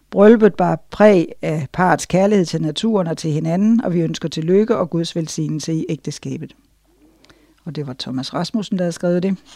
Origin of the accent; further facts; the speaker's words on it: Denmark; Jeg ved, hvad jeg taler om, for jeg voksede op i Danmark, min far var udlært bager